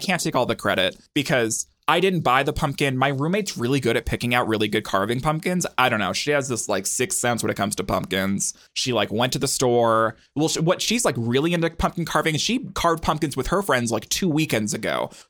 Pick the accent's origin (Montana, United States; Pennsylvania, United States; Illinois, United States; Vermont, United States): Montana, United States; Helena; Well, comparatively, like when the house that I grew up in Helena